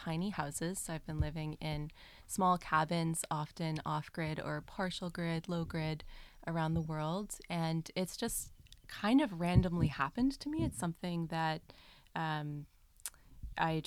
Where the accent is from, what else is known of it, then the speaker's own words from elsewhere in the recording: Rhode Island, United States; moved away as an adult; also born or lived in Colombia / Costa Rica; I grew up in a neighborhood in Rhode Island, suburban area